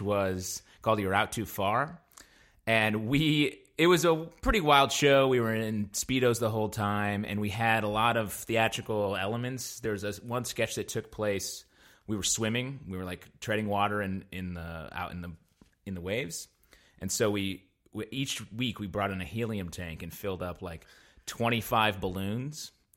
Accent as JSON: {"language": "English", "region": "upstate New York", "country": "United States", "moved": "yes", "said": "I'm from upstate New York, uh, way up at the top"}